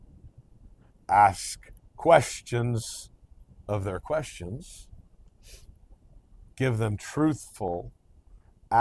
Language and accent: English; United States; I'm American